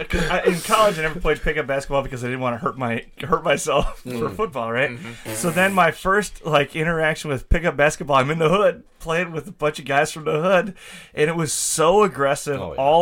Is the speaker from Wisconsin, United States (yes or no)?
yes; La Crosse, Wisconsin, United States; also born or lived in Indianapolis, Indiana / Milwaukee, Wisconsin; so I grew up in La Crosse. I was born in Indianapolis, grew up in La Crosse, went to Sherwin, and then after MLC, I spent the last 6 years in inner city Milwaukee.